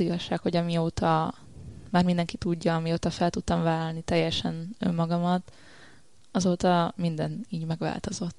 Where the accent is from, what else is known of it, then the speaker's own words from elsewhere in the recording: Szombathely, Vas, Hungary; szombathelyi vagyok